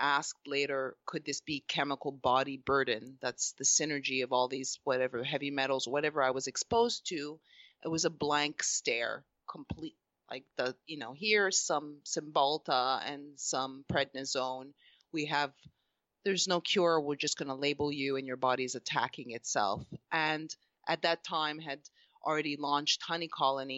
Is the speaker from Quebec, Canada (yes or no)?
yes; Montreal, Quebec, Canada; moved away as an adult; now in Los Angeles, United States; I am Canadian from Montreal, Canada. I'm Egyptian Greek mixture. And looking back, I think I grew a quite a sheltered life in Montreal in Canada.